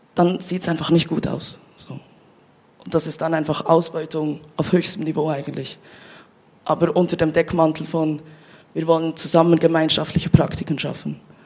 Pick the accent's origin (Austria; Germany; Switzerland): Switzerland; Bern; moved away as an adult; now in Basel, Switzerland; ich bin ja in Bern aufgewachsen und ich bin vor fünf Jahren nach Basel gezogen